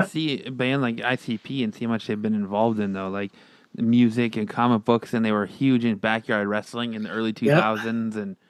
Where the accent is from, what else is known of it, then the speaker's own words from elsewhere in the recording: Michigan, United States; I'm from Michigan.